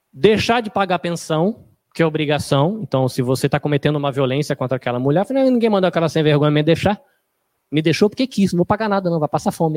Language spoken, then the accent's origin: Portuguese; Brazil; a gente é brasileiro